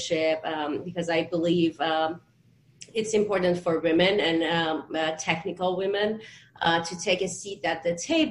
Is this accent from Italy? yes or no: no; Tehran, Tehran Province, Iran; moved away; I'm originally born and raised in Tehran, Iran, and my parents are in quarantine there right now